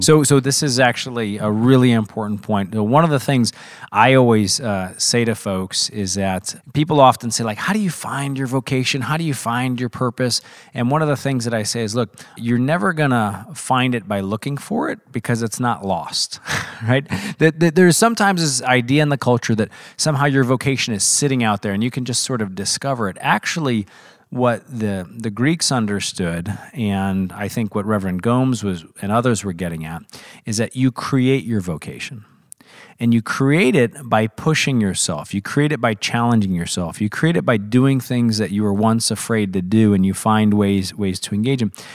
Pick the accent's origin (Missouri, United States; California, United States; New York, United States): Missouri, United States; I was very fortunate to grow up in Missouri